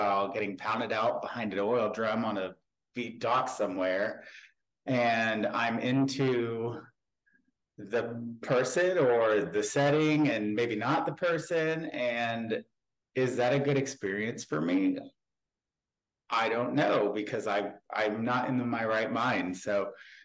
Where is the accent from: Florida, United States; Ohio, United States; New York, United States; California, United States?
Ohio, United States; I am from Ohio in the United States of America. I am 32 years old. I grew up on a farm